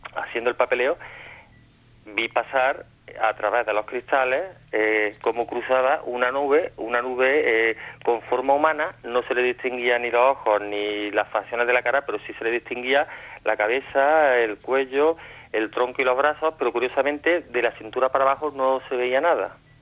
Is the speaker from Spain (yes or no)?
yes; Córdoba, Andalusia, Spain